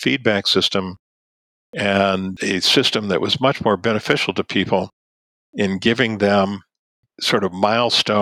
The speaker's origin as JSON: {"language": "English", "town": "Ann Arbor", "region": "Michigan", "country": "United States", "tie": "born or raised there", "also_born_or_lived": "Tübingen / Washington, D.C.", "said": "my hometown"}